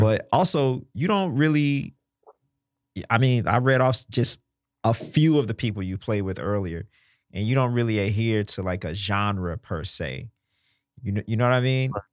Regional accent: Mississippi, United States; I'm from Mississippi

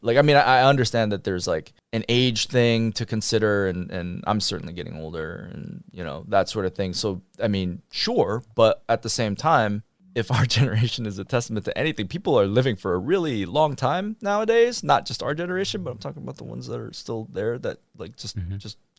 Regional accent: United States; I mean, I was raised with that idea, but also I was raised in America where I'm like, go pursue your passions and go be the thing, right?

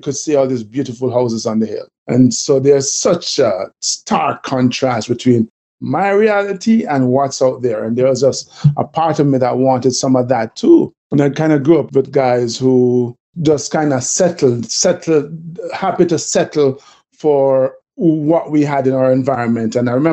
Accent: Jamaica; accent: Jamaican; they're probably hearing from the accent that I'm Jamaican too

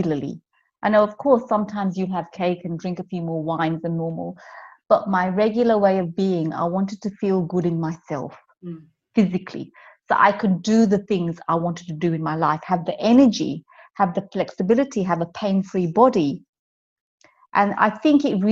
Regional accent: London, United Kingdom; moved away as an adult; I'm from London

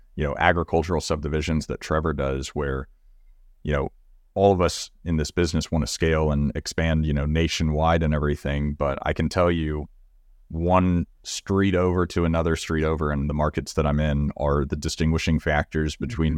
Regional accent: Magnolia, Texas, United States; I grew up in Magnolia, Texas, which is you know 30 minutes down the road from College Station

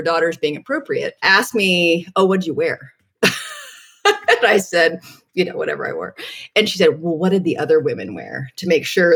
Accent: New Haven, Connecticut, United States; moved away as an adult; also born or lived in Bay Area; I grew up in New Haven, so I was a townie for Yale

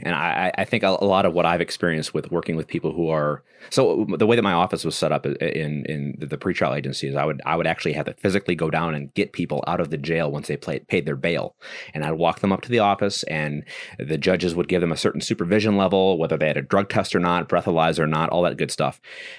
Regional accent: Wisconsin, United States; also born or lived in Mississippi; I'm from Wisconsin.

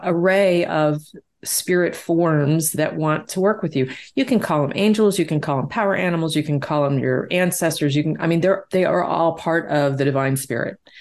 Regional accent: Deep South, United States; I grew up in the Deep South.

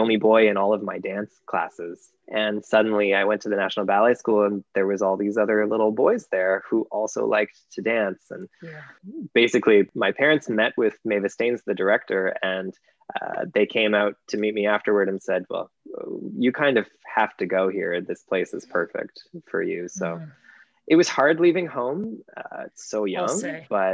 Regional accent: Burlington, Ontario, Canada; moved away; I love Burlington. It's my hometown

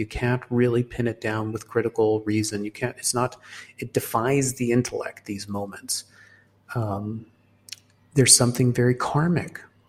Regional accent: Hong Kong; also born or lived in Singapore; because I was born in Singapore and I was raised in Hong Kong. So the first 18 years of my life I spent in Asia.

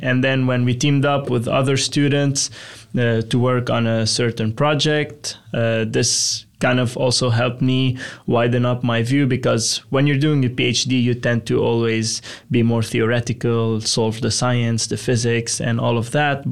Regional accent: Lebanon; moved away as an adult; now in Texas, United States; Originally, I'm from Lebanon in the Middle East.

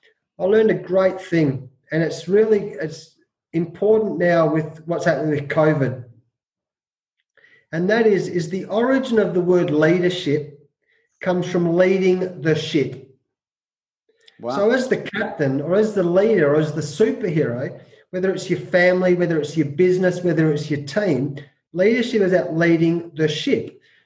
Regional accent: New Zealand; So as a New Zealander, the old Anzac brothers, mate, I love the All Blacks.

